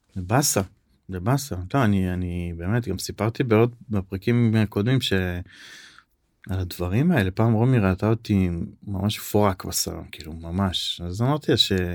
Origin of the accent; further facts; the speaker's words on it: Safed, Northern District, Israel; אני גדלתי בצפת